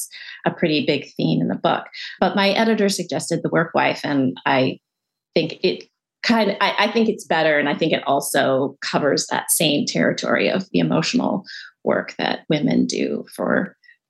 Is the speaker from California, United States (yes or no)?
yes; outside of LA, California, United States; I grew up in California outside